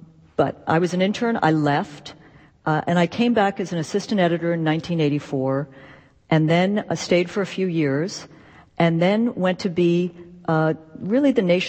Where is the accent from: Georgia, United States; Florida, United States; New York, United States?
New York, United States; New York City; also born or lived in Los Angeles; I grew up in New York City, but I spent a lot of time in Los Angeles, in Hollywood.